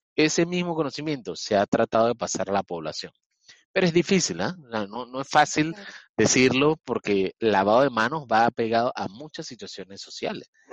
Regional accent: Panama; Yo estoy ahorita mismo en Panamá

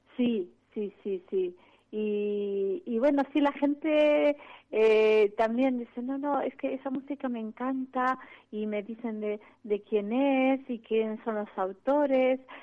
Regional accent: Rosario, Santa Fe, Argentina; moved away; soy de Rosario

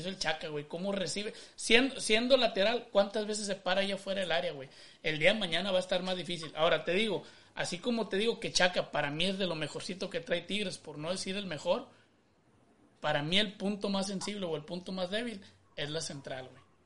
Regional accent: Monterrey, Nuevo León, Mexico; yo soy de Monterrey, güey, pero de sangre alemana, compadre

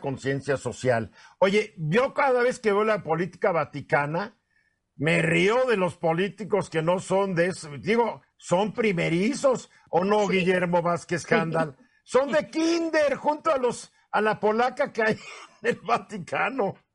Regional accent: Mexico; somos machos mexicanos

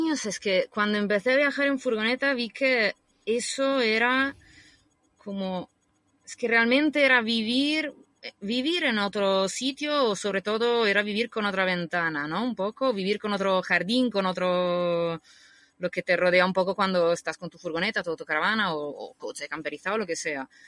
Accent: Rimini, Emilia-Romagna, Italy; Spanish is a second language; moved away as an adult; also born or lived in Bologna / Madrid; now in Spain; Yo, Rimini se llama, es una ciudad que está en el mar Adriático. Una ciudad así de mar y playas con sombrillas de colores

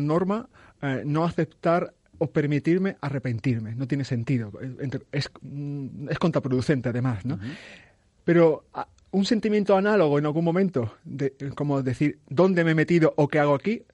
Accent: Spain; also born or lived in Ciudad Real; soy un español más

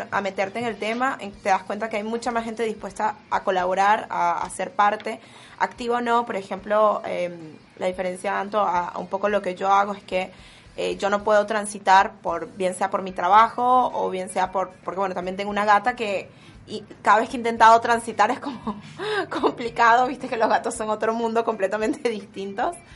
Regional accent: Venezuela; yo soy de Venezuela, como ya ustedes comentaron

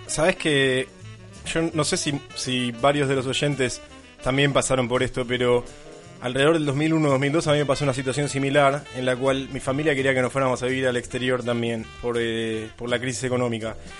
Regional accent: Buenos Aires, Argentina; moved away as an adult; now in London, United Kingdom; siendo argentino, quizás siendo de Buenos Aires

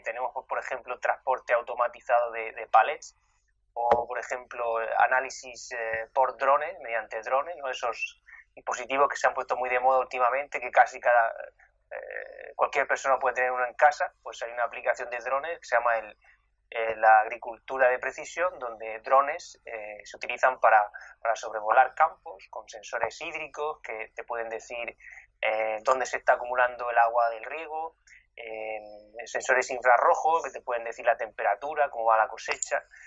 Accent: Region of Murcia, Spain; now in London, United Kingdom; en mi tierra, en Murcia

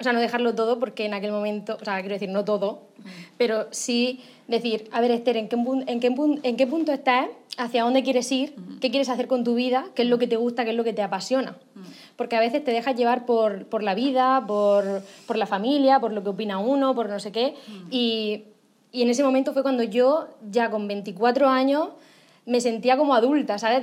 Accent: Alhama de Murcia, Region of Murcia, Spain; Yo soy de un pueblo, de Alama de Murcia, bueno, de Murcia, que se llama Alama de Murcia

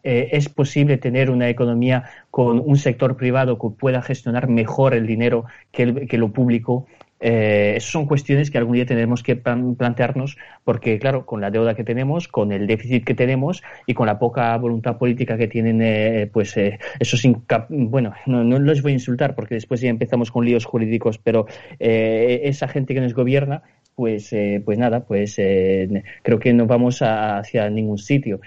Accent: Spain; somos españoles

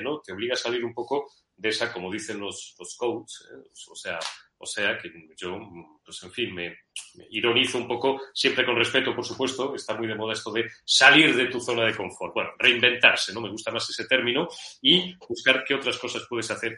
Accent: Madrid, Community of Madrid, Spain; also born or lived in Zamora; nací en Madrid el 14 de mayo de 1970.

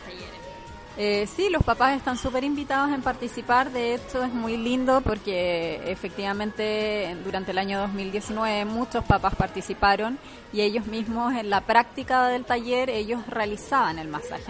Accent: Santiago, Santiago Metropolitan Region, Chile; yo soy de Santiago

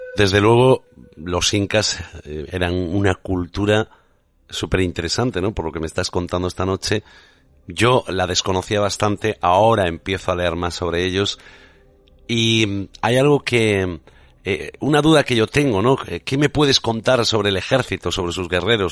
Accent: Spain; Como español

